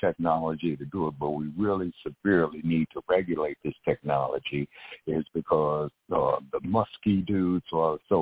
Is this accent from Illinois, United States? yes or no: no; Los Angeles, California, United States; now in Las Vegas, United States; I'm from Los Angeles